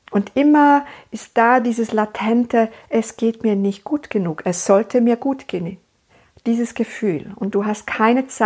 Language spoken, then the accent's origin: German; Switzerland; Ich lebe in der Schweiz, ich bin Schweizerin und ich lebe da in meiner meine Praxis